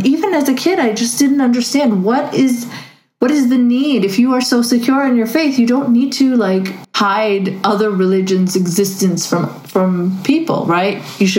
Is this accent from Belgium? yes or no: no; Saudi Arabia; moved away; I grew up in Saudi Arabia, and one of the most insecure countries about religion.